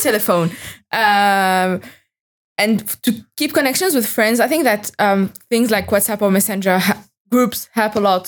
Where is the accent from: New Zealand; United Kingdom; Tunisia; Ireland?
Tunisia; moved away as an adult; now in Brussels, Belgium; I come from Tunisia